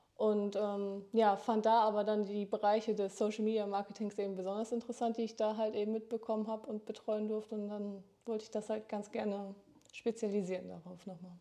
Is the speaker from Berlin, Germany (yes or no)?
no; Dortmund, North Rhine-Westphalia, Germany; moved away as an adult; now in Oldenburg, Germany; komme gebürtig aus Dortmund und bin zum Studium nach Oldenburg gezogen